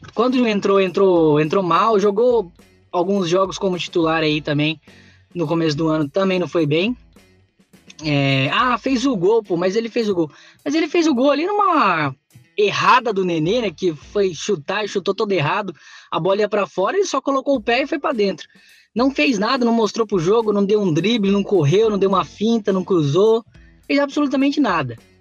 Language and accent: Portuguese; São Paulo, Brazil; now in Paraná, Brazil; eu sou paulista, mas moro no Paraná há vinte anos